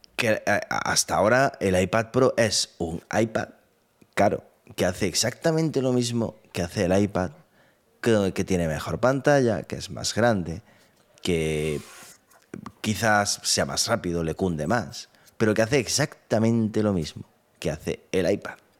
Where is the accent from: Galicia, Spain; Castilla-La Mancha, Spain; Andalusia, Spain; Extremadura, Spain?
Andalusia, Spain; also born or lived in Granada; somos los andaluces